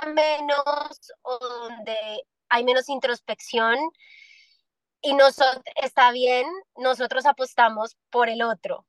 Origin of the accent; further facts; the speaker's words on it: Medellín, Antioquia, Colombia; now in Miami, United States; en Medellín, en mi tierrita